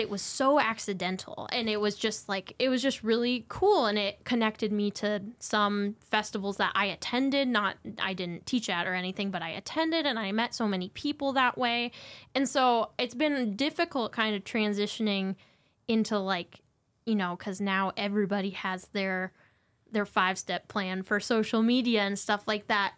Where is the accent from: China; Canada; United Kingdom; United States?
United States; Montana; I grew up in Montana.